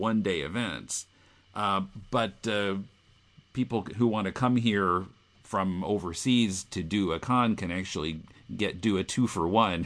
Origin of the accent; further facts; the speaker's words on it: Cedar Rapids, Iowa, United States; moved away as an adult; now in Tokyo, Japan; I'm from Cedar Rapids, Iowa